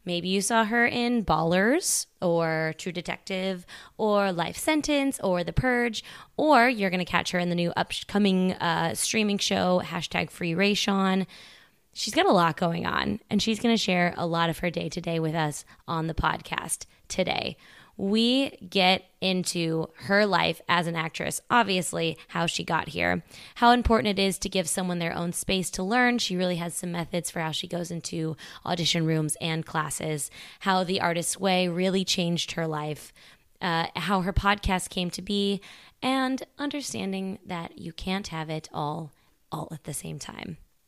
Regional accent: Midwest, United States; I grew up all over the Midwest.

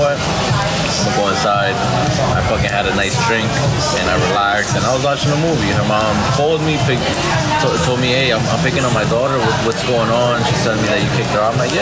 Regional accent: New York City, New York, United States; I grew up in the Bronx, in New York.

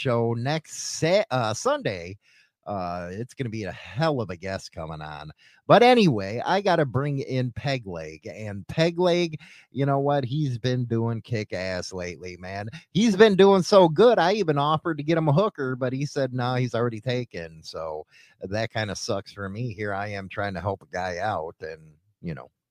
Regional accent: Chicago, Illinois, United States; I'm from Chicago

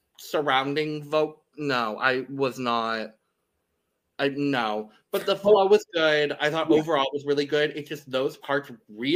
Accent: United States; this is me being an American.

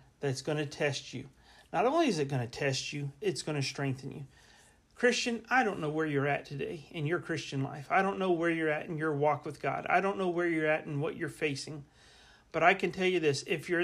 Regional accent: Central Florida, United States; moved away as an adult; also born or lived in Kansas City; I grew up in Florida. In Florida, in Central Florida, it's primarily basically flat.

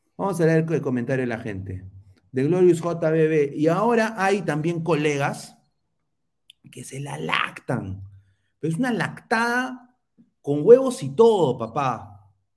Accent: Lima, Peru; como limeño de pura cepa

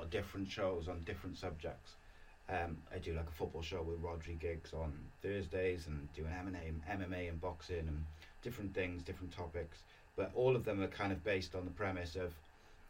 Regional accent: Welsh, Wales, United Kingdom; being Welsh

